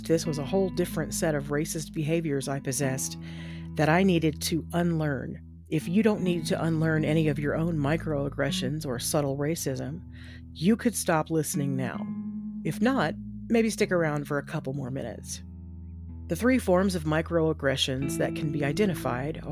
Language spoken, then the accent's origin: English; Texas, United States; I grew up in Texas and was taught that black people were second-class citizens at best.